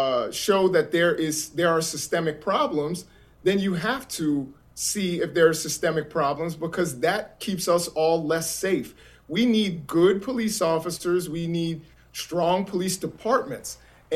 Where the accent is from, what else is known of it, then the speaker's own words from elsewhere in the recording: Baltimore, Maryland, United States; You know, I'm from Baltimore, so I or at least the Baltimore area.